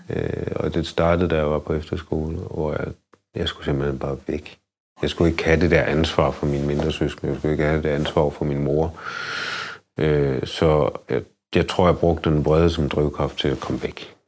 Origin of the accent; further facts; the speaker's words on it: Denmark; jeg mig bare mere dansk